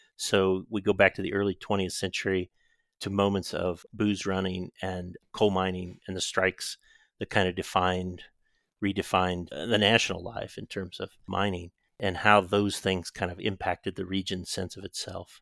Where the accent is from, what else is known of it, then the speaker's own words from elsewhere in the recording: Southern Illinois, United States; also born or lived in Decatur, Illinois / Chicago, Illinois / Springfield, Ohio; I grew up in Southern Illinois, which is interestingly kind of in between the South and Chicago in some ways